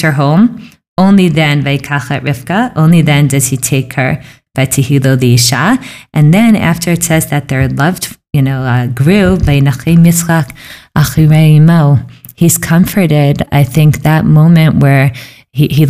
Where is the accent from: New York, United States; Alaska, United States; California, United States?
New York, United States; moved away as an adult; also born or lived in Philadelphia; I'm from New York